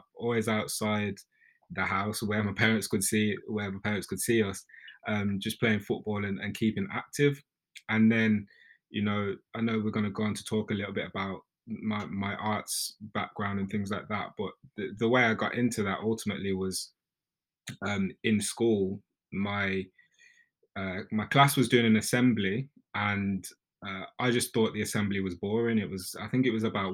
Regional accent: Birmingham, West Midlands, United Kingdom; moved away as an adult; also born or lived in London; I grew up in a council estate in Birmingham, so you can probably tell from my accent

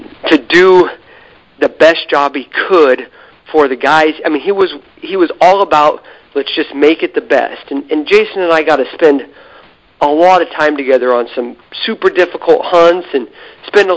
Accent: Idaho, United States; I was from Idaho

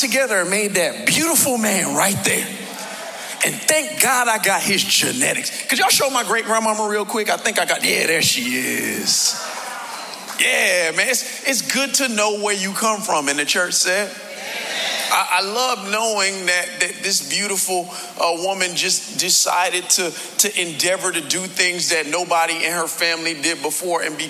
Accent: Miami, Florida, United States; I was born right here in South Florida, born and raised in the county of Dade

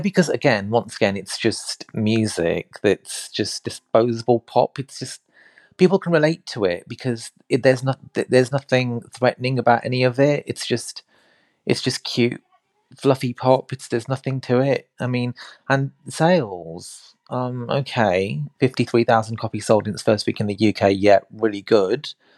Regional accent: India; I'm Indian

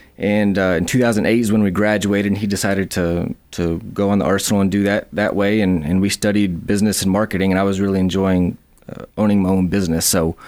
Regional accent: Madison, Alabama, United States; I am from Madison, Alabama, in Huntsville, Alabama. I went to school at Bob Jones in Madison. Went to college at UAH here in Huntsville and kind of grew up here.

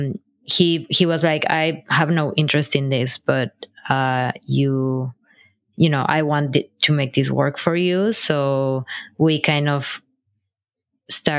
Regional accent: Mexico; moved away as an adult; also born or lived in Brooklyn, New York; now in New York City, United States; I'm originally from Mexico

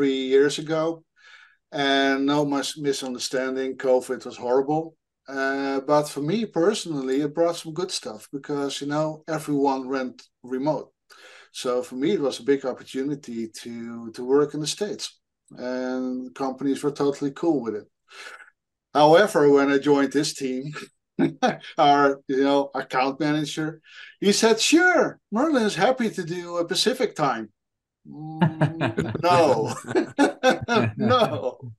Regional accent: Netherlands; English is a second language; I'm from Europe, so apologies for my accent. I'm Dutch, living close to Amsterdam.

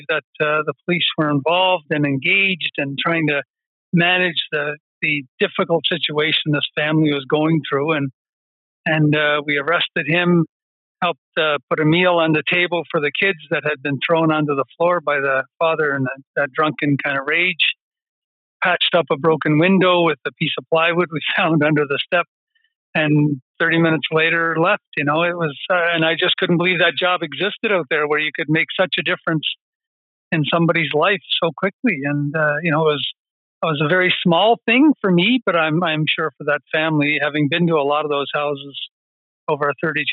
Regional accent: New Waterford, Nova Scotia, Canada; moved away; I grew up in Cape Breton. My dad was a coal miner, a small town called New Waterford

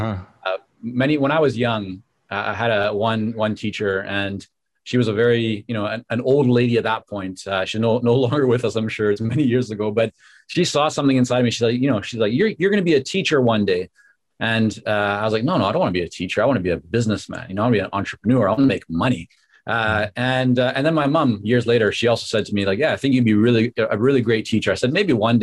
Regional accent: Vancouver, British Columbia, Canada; English is a second language; also born or lived in Toronto / Israel; when I came back to Canada, this time to Vancouver at the age of 6 and a half, I didn't speak English

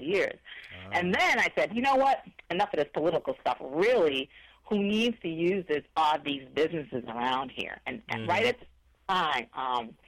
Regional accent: Missouri, United States; I'm from Missouri

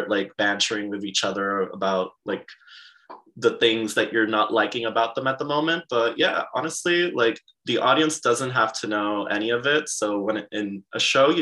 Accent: Aguadilla, Puerto Rico; So my hometown is Aguadilla in Puerto Rico.

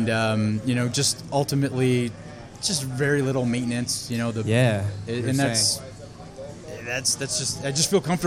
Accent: Allentown, Pennsylvania, United States; Allentown, Pennsylvania

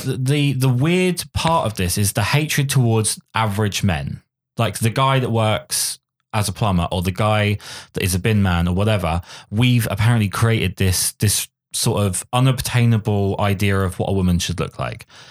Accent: England, United Kingdom; I'm English

